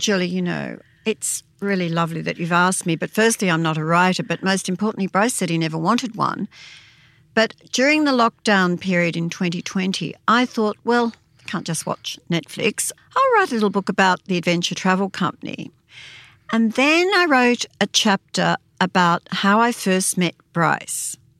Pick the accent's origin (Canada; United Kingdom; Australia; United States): Australia; Wangaratta area, northeastern Victoria; In Warragee in northeastern Victoria near Beechworth, and we had a cattle farm